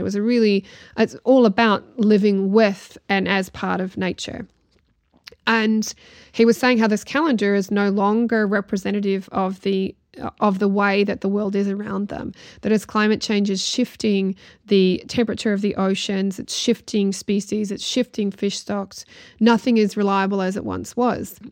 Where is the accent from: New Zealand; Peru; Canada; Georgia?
New Zealand; heritage based in Ireland and growing up in New Zealand